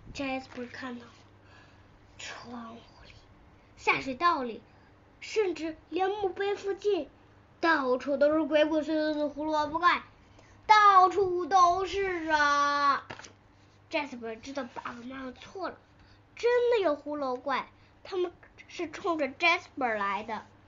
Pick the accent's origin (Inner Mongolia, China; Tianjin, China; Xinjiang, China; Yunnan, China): Tianjin, China; 我来自天津